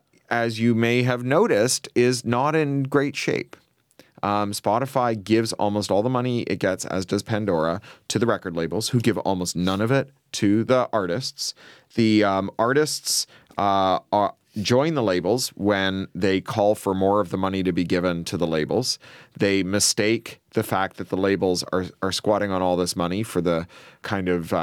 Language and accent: English; Canada; I'm a Canadian-British dual national.